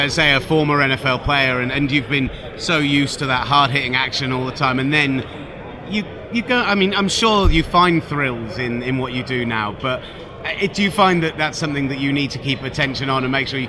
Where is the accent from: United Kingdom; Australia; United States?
United Kingdom; because we're British